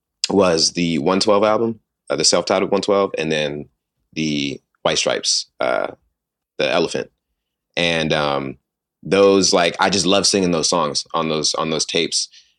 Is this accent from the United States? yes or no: yes; Sacramento, California, United States; also born or lived in San Jose / New York; Sacramento, California. Yes, sir. I was born in San Jose, California. I actually lived in New York the first 10 years of my life as well.